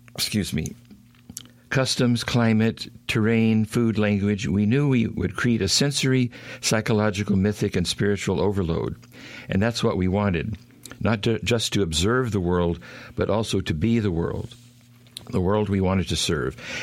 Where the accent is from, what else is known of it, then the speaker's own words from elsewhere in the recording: Oklahoma, United States; also born or lived in Houston, Texas / Arkansas; I grew up in Oklahoma. I'm in a small town.